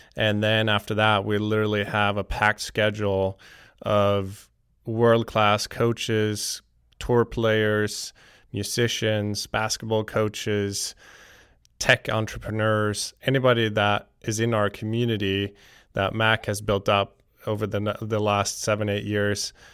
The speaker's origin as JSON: {"language": "English", "area": "just outside Stockholm", "region": "Stockholm County", "country": "Sweden", "tie": "born or raised there", "moved": "yes", "said": "I'm originally from Sweden, uh, just outside Stockholm. I grew up playing all kinds of sports"}